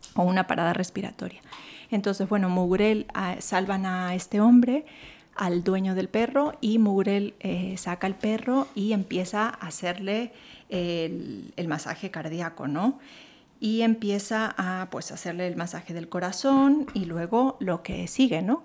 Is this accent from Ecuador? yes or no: yes; Santo Domingo de los Tsáchilas, Ecuador; now in Madrid, Spain; la zona donde yo nací, Santo Domingo de los Áchilas, la, toda la provincia